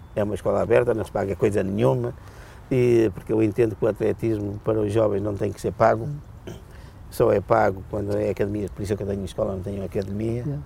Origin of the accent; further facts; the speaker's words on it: Portugal; eu, como português que sou